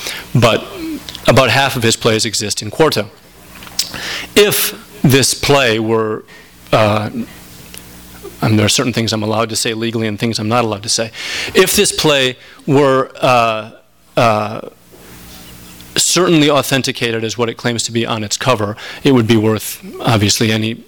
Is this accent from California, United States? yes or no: no; Minneapolis, Minnesota, United States; I grew up in Minneapolis, Minnesota, and my father spent a great deal of my childhood in prison